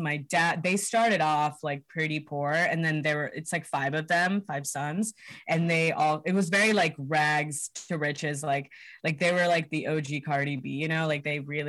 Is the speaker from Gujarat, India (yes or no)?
no; Hyderabad, Telangana, India; now in United States; Yeah, we're all from Hyderabad in India. It's in Telangana, South India. They're both from like, I don't know the names of the specific villages they're from, but they're both like from the villages, not from the city.